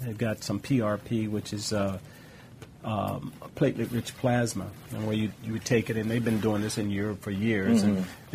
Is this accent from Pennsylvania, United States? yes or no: no; Los Angeles, California, United States; growing up in South Central Los Angeles